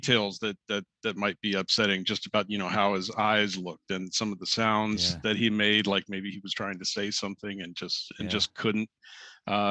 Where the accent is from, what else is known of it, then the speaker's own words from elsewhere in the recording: Troy, Ohio, United States; Troy, Ohio is my hometown